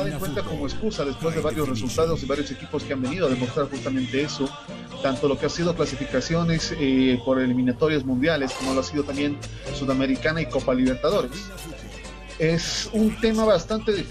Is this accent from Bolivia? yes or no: yes; Bolivia; Por una parte, como bolivianos, claro, nos llena de alegría que nuestra selección juegue.